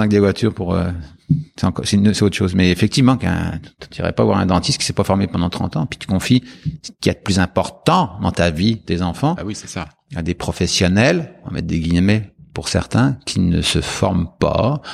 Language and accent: French; France; moved away as an adult; en tant que Français